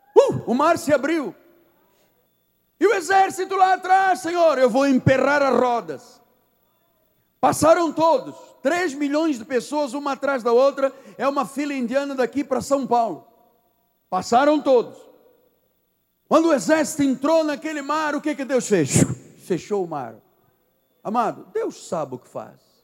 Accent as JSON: {"language": "Portuguese", "country": "Angola", "also_born_or_lived": "Portugal", "moved": "yes", "lives_now": "Brazil", "said": "Ah, eu sou de Angola, vim de Portugal"}